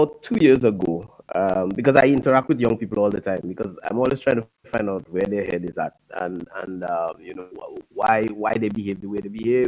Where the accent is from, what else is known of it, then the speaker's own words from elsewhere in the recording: Cottage, Dominica; also born or lived in Curaçao; I grew up in the village of Cottage.